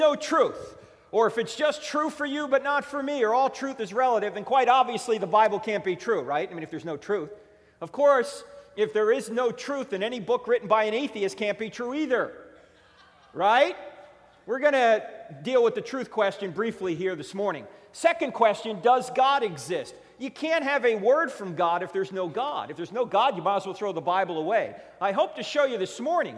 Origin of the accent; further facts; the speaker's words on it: New Jersey, United States; moved away; I'm originally from New Jersey